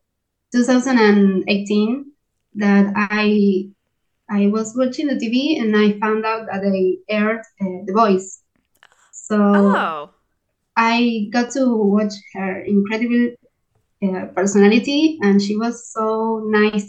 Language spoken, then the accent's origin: English; Argentina; English is a second language; I'm from Argentina